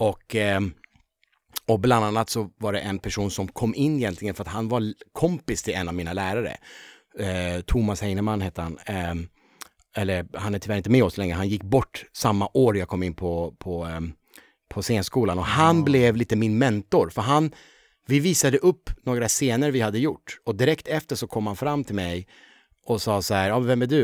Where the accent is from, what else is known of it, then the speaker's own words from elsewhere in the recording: Upplands Väsby, Stockholm County, Sweden; also born or lived in Tehran, Iran; jag växte också väldigt, med väldigt många finnar. Mm. Eh, Väsby är ju en sån där väldigt många eh, fin, ja. finnar kom